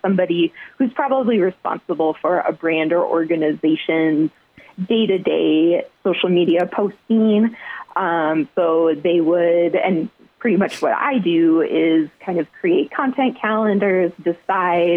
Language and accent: English; Iowa, United States; moved away as an adult; also born or lived in Mankato, Minnesota / South Dakota; now in Las Vegas, United States; I grew up in Iowa